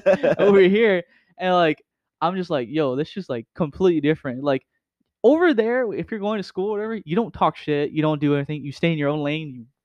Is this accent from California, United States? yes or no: yes; Oakland, California, United States; moved away; I came from Oakland, right? The hardest streets